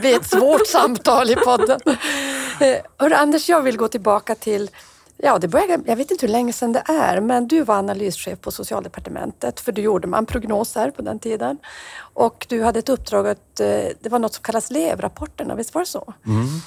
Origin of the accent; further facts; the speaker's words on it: Norrbotten County, Sweden; mitt hemlän i Haparanda